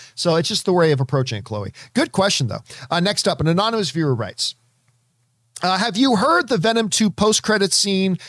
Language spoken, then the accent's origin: English; Canada; as a Canadian kid myself